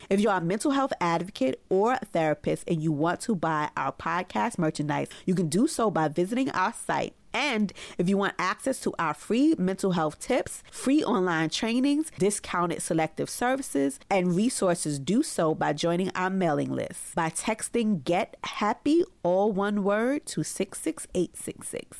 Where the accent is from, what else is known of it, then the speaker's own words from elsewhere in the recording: New York City, New York, United States; in private practice in my hometown of Brooklyn, New York.